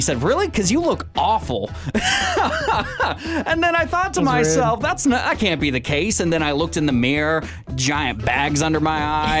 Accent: Pacific Northwest, United States; Growing up in the Pacific Northwest, I swear a flannel is printed on your skin when you come out.

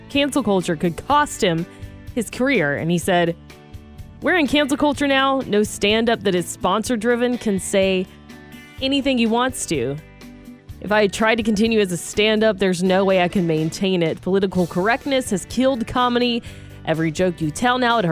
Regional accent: Georgia, United States; moved away; back in my home state of Georgia

